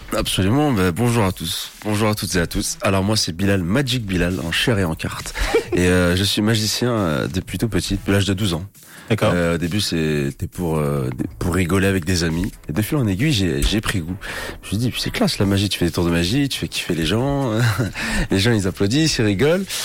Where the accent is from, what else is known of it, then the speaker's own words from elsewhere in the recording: Paris, Île-de-France, France; moved away as an adult; now in Switzerland; De base, moi, je suis de Paris. Je suis originaire de Paris. Et je me suis installé sur, sur Suisse il n'y a pas très longtemps, il y a quelques mois.